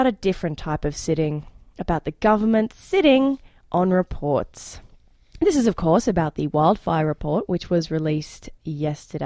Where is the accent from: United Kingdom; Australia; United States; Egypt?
Australia; moved away as an adult; now in Canada; I'm Australian, so I've grown up around bushfires